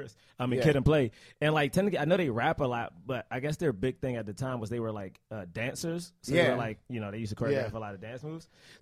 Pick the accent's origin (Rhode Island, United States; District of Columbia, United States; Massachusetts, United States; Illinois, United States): District of Columbia, United States; Washington; moved away; I grew up in Southeast.